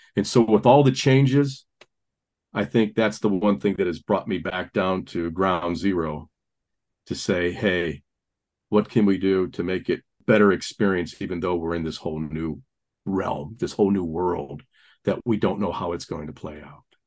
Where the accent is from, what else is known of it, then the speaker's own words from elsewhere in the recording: Gary, Indiana, United States; Catholic kid from the Rust Belt, you know, growing up in the Gary, Indiana area